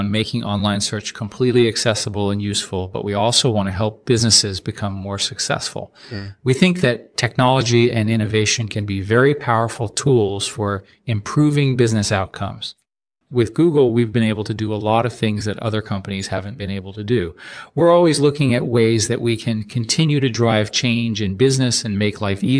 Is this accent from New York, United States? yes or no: yes; New York City, New York, United States; born there; Well, I was born in New York City in 1963.